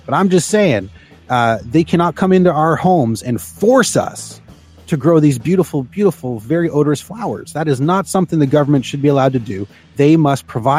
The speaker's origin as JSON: {"language": "English", "country": "Canada", "said": "we are Canadian"}